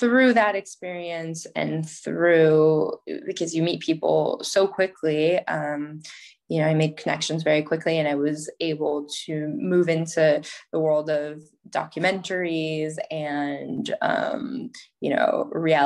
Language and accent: English; United States; moved away as an adult; also born or lived in Paris, France; being an American in Paris